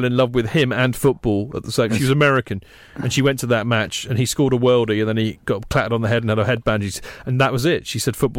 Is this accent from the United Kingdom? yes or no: yes; Hampshire, South East England, United Kingdom; I went to a local small comprehensive in the very small country town where I grew up in Hampshire.